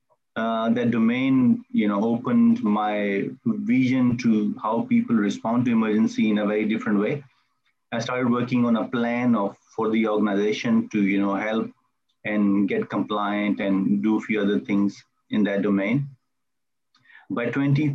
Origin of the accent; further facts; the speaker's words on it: Melbourne, Victoria, Australia; I am from Melbourne, Australia